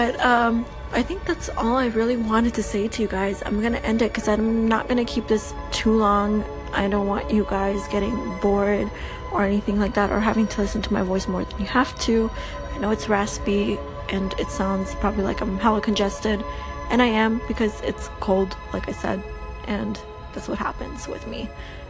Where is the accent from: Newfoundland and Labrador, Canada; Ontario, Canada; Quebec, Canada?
Ontario, Canada; Toronto; also born or lived in Albania; I'm from Toronto. I moved here when I was like 8 years old, so I've been living here for a good 17 years now. I still speak Albanian. I'm from Albania